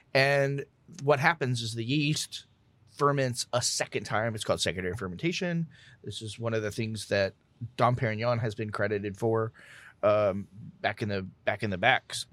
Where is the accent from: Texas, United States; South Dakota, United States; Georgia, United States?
Texas, United States; Southeast Texas / South Louisiana, United States; I grew up in South, in Southeast Texas